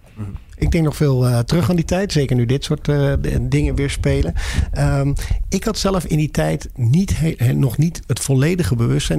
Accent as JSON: {"language": "Dutch", "country": "Netherlands", "said": "we als Nederlanders"}